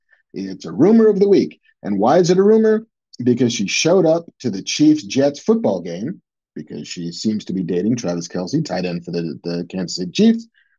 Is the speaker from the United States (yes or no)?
no; United Kingdom; As a Brit, James Bond is a bit of a sort of national treasure that Brits get to handle every now and again.